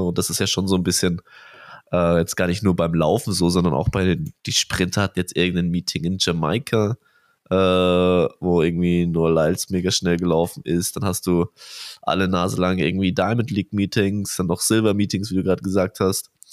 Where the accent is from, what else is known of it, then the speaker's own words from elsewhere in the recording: Bavaria, Germany; für mich als Bayer hier